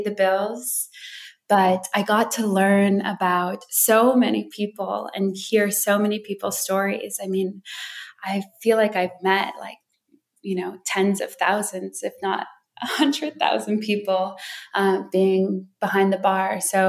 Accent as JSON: {"language": "English", "town": "Wisconsin Dells", "region": "Wisconsin", "country": "United States", "tie": "born or raised there", "also_born_or_lived": "Hawaii"}